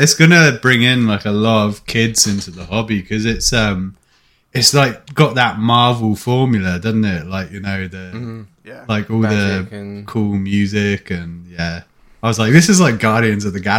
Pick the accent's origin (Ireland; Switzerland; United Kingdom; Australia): United Kingdom; Luton, East of England; moved away as an adult; now in Canada; back in Luton Town, off and on. And then I fucked off to Canada when I was, like, 20, which is why my accent's a wee bit fucked at times.